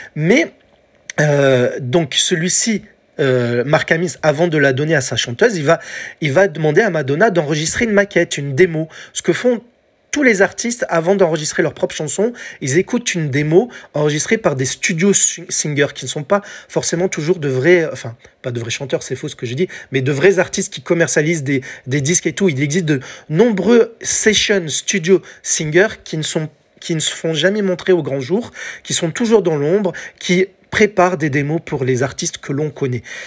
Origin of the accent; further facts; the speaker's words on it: France; chez nous en France